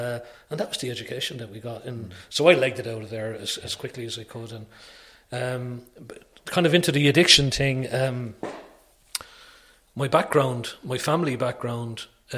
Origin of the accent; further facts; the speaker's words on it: Wales, United Kingdom; born there; I was fascinated with it because I was born in Wales, you know.